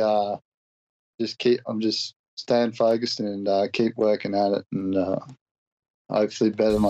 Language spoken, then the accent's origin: English; Australia; moved away; Seeing fellow Australians